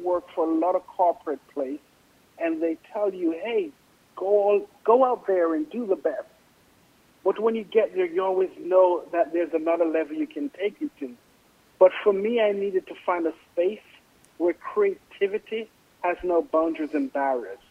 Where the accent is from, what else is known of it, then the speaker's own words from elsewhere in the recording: Jamaica; moved away; I grew up in Jamaica in an East Indian family